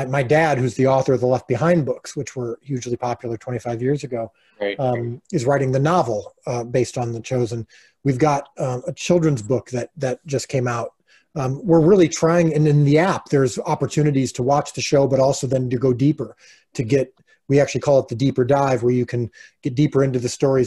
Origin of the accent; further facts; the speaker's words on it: Illinois, United States; We're currently living in Illinois, which is my hometown, which I grew up in, which I love